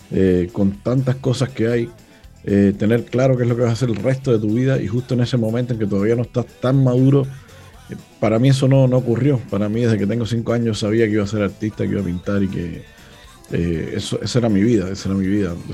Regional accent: Cuba; now in Chile; Y ahora también soy chileno, imagínate. o sea, como siempre digo, soy más, cubano que, el mojito

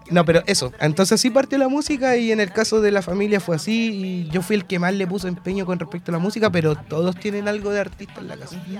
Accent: Talcahuano, Biobío, Chile; soy de Talcahuano, entonces mis raíces partieron con las murgas

